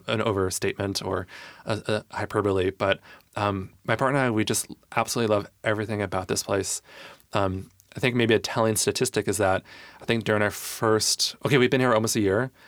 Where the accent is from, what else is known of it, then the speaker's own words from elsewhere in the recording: Michigan, United States; moved away as an adult; now in Tacoma, United States; I grew up in Michigan, went to school in Michigan